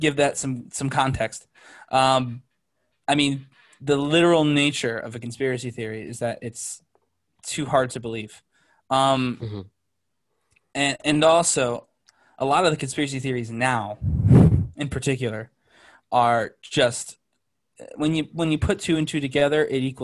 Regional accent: Connecticut, United States; I was born in Connecticut

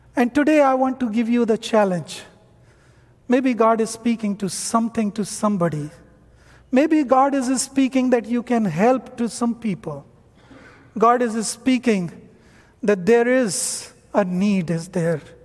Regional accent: North India, India; English is a second language; moved away as an adult; I am from North India.

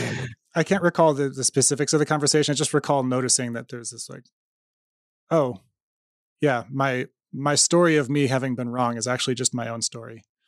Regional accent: United States; I'm an American in Iran in two thousand fourteen.

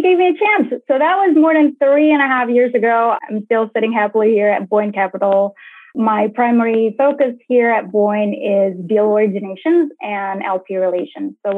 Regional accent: Jakarta, Indonesia; moved away as an adult; also born or lived in Fresno, California / Miami, Florida; born and raised in Jakarta, Indonesia

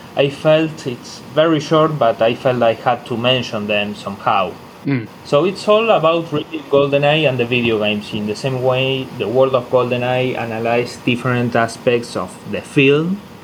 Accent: Argentina; my hometown here in Argentina

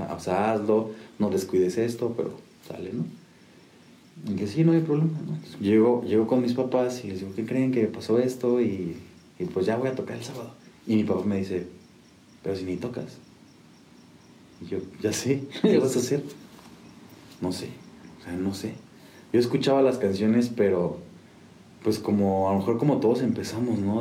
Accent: San Juan del Río, Querétaro, Mexico; also born or lived in Mexico City; llegamos aquí con mi familia cuando yo tenía 5 años, 6 años, y a los 20, 19 más o menos, me fui a, me regresé a Ciudad de México

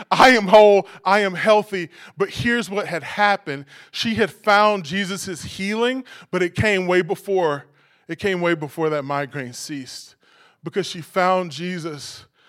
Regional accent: New York City, New York, United States; As a New Yorker

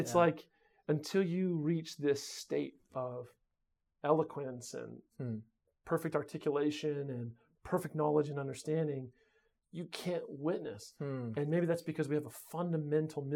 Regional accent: United States; moved away; We're from America

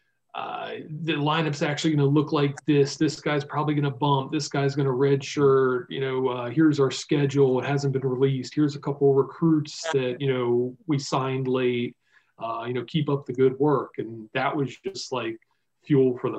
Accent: Virginia, United States; growing up in Virginia

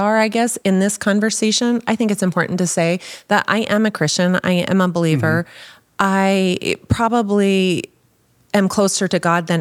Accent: Wyoming, United States; also born or lived in Arizona; I grew up in Wyoming and lived between Wyoming and Arizona

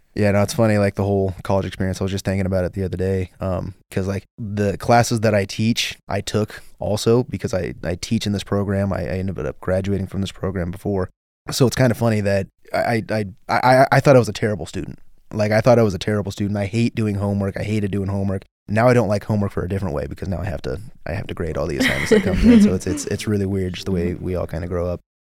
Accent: Las Vegas, Nevada, United States; I grew up in the Southeast, so it's funny, like, I've never lived in Henderson

